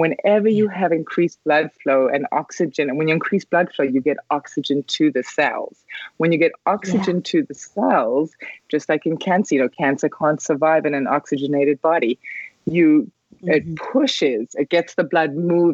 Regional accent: South Africa; moved away; I grew up in South Africa

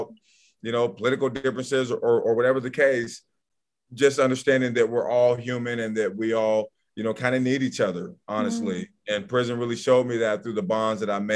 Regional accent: Portland, Oregon, United States; I grew up in Northeast Portland

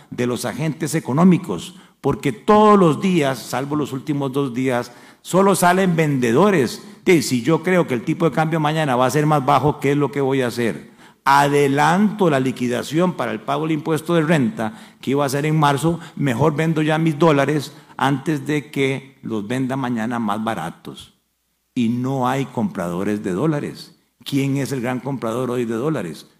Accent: Costa Rica; como cualquier costarricense

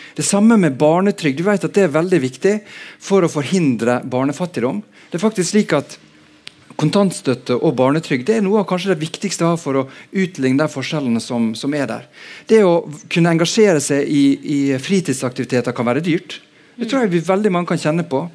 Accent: Sunnmøre, Møre og Romsdal, Norway; moved away as an adult; also born or lived in Bergen, Norway; now in Oslo, Norway; jeg har vokst opp på Sunnmøre, men har bodd mesteparten av eh, voksenlivet her i Bergen

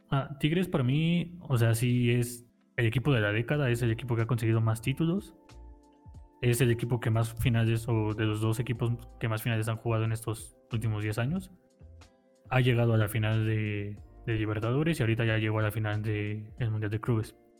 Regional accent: Mexico; yo como mexicano

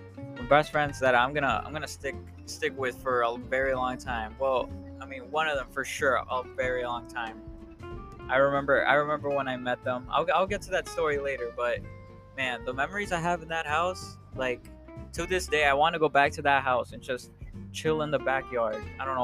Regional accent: Chicago, Illinois, United States; Yeah, so I mean, I consider myself growing up in Chicago.

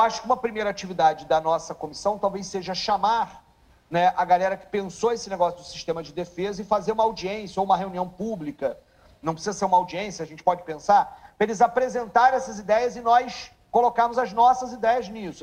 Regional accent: Paraíba, Brazil; now in Rio de Janeiro, Brazil; eu sou paraibano, sou nordestino

